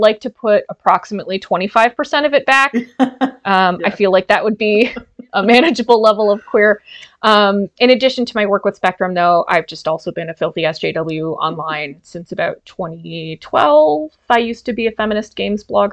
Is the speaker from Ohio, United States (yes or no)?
yes; Ohio, United States; moved away as an adult; now in Canada; I grew up in Ohio, really conservative Catholic